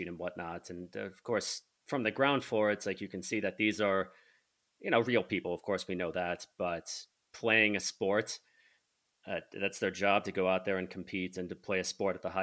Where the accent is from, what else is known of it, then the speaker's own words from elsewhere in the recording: Michigan State area, United States; I grew up in the Michigan State area